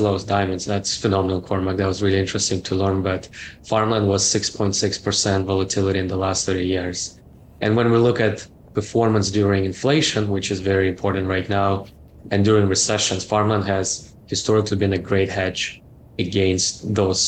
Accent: Canada; I'm Canadian, so I worked for Ontario Teachers Pension Plan

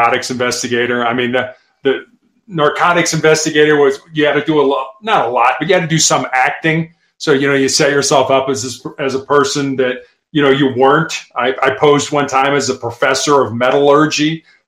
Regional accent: Midwest, United States; growing up in the Midwest, both of us

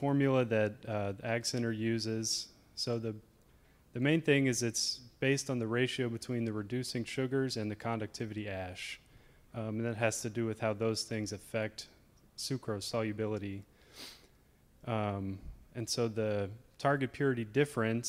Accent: Lafayette, Louisiana, United States; I'm from around here. I'm from Lafayette

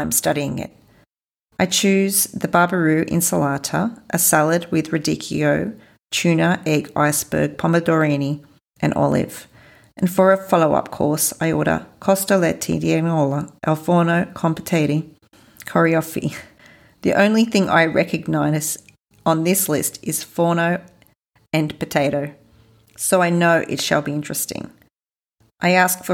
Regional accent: Australia; I am from Australia

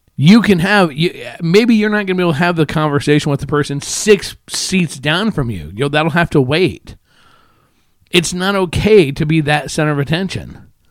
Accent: Omaha, Nebraska, United States; I grew up in Omaha

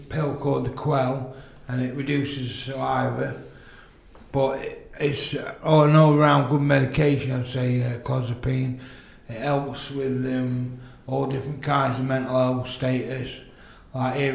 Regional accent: Chesterfield, East Midlands, United Kingdom; I'm from Chesterfield

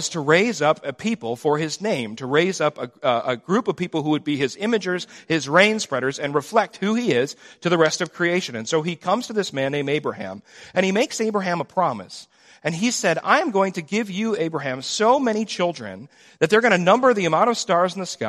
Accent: United States; We grew up in America where most people had a basic understanding of the biblical narrative.

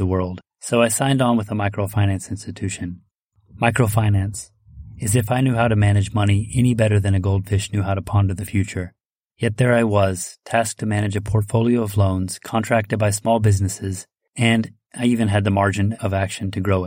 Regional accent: United States; moved away; also born or lived in France; I'm from America

